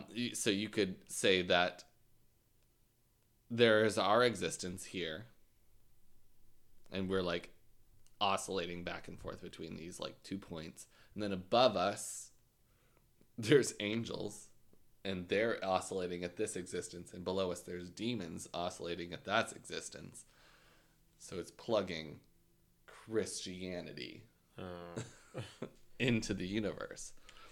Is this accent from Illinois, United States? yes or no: yes; Gorham, Illinois, United States; Because I guessed them. I'm from Gorman.